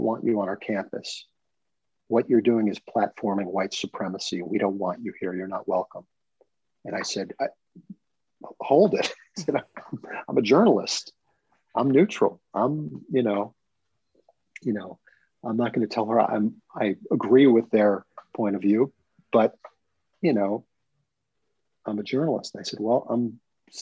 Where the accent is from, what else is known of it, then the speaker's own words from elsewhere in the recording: United States; moved away as an adult; also born or lived in New Jersey / New York; now in US South; we're from the North